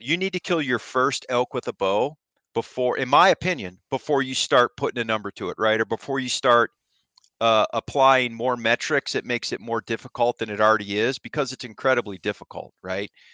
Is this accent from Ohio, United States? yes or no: yes; Ohio, United States; moved away; I grew up in Ohio